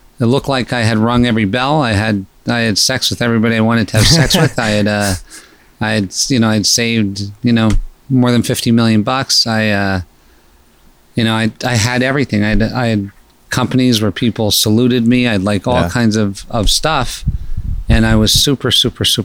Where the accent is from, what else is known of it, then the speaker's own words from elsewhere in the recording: Pennsylvania, United States; moved away as an adult; also born or lived in Scranton, Pennsylvania / Malibu, California; I was born in Pennsylvania in a pretty non-normal environment that was kind of violent. Mm-hmm. And I had early childhood challenges with school